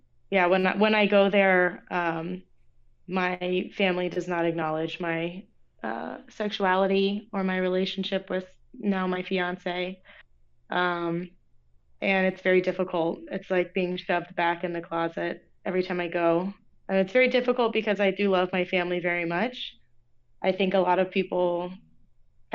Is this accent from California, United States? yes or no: no; Orlando, Florida, United States; moved away; also born or lived in Lynchburg, Virginia; I grew up in Orlando, Florida